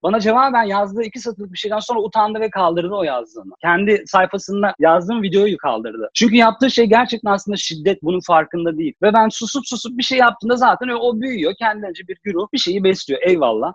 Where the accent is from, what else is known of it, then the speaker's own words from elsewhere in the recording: Istanbul, Turkey; Ben bağcılar gibi bir yerde büyüdüm, yetiştim